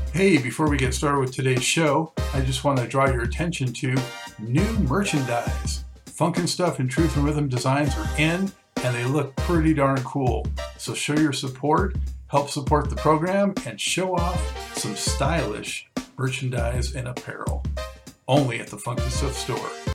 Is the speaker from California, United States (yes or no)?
yes; Santa Monica, California, United States; moved away as an adult; also born or lived in Los Angeles, United States; now in Charlotte, United States; I grew up uh, in, mostly in Santa Monica